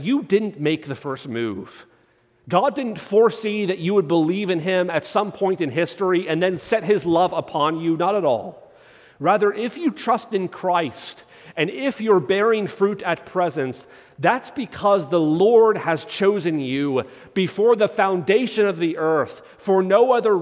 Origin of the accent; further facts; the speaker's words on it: United States; as an American, I'm part of a historical nation when our country's only 250 years old